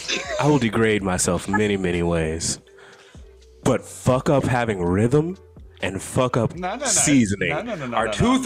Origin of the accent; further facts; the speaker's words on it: Oklahoma, United States; because I grew up in Oklahoma.